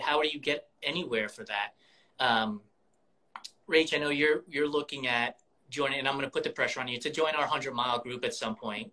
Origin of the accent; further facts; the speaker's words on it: New York, United States; moved away; I'm originally from New York